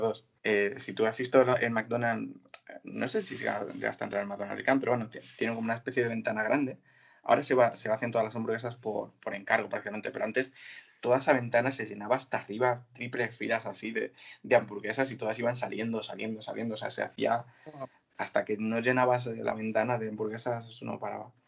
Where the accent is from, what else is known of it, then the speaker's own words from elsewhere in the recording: Mora, Castilla-La Mancha, Spain; moved away as an adult; also born or lived in Côte d'Azur, France; soy de un pueblo de Toledo que se llama Mora